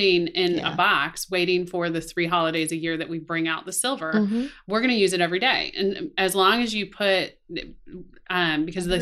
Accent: Atlanta, Georgia, United States; I grew up in Fulton County here in Atlanta. So I went to North Springs

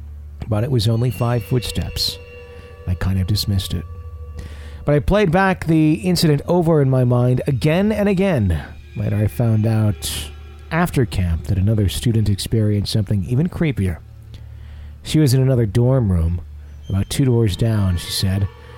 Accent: Melbourne, Victoria, Australia; I'm from Melbourne, Australia.

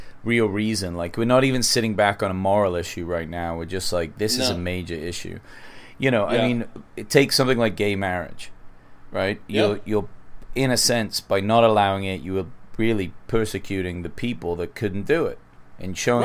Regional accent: United States; I'm an American

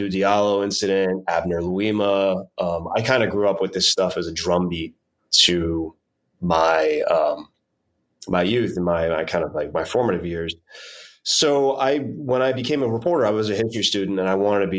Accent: New York City, New York, United States; I'm from New York City. I grew up here and I grew up during Giuliani time

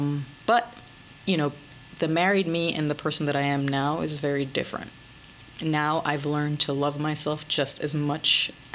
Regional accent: France; moved away; Well, no. 2006 is when I came here from France.

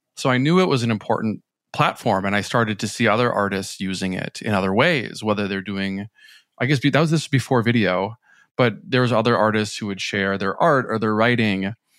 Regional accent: Minnesota, United States; moved away as an adult; also born or lived in New York City; after I moved from Minnesota to New York City.

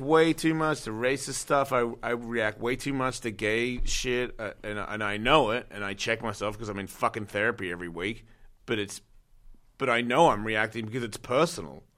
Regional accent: Australia; now in United States

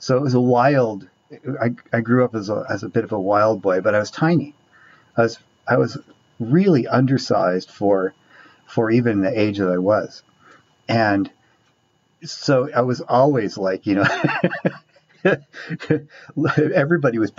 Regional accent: Orange County, California, United States; So I grew up in Orange County

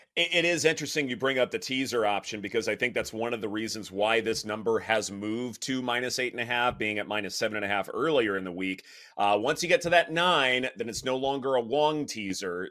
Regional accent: the South, United States; I'm from the South

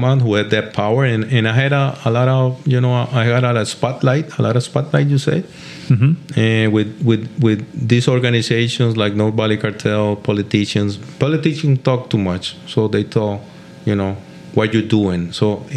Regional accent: Cali, Valle del Cauca, Colombia; English is a second language; moved away; I'm from Cali. I talk very different from mm-hmm. that guy.

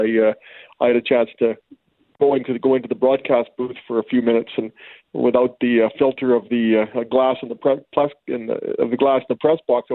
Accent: Regina, Saskatchewan, Canada; I'm from Regina

